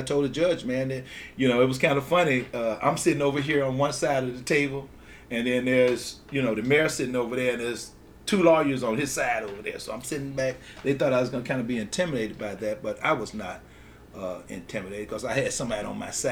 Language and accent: English; Grenada, Mississippi, United States; moved away as an adult; also born or lived in Chicago; I grew up on Rayford Street over there near the ICS Head Start.